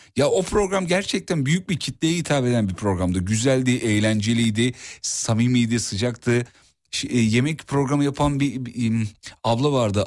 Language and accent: Turkish; İzmit, Kocaeli, Turkey; Hulusi Ketmen İzmit'tedir onu da söyleyeyim. Memleketim olunca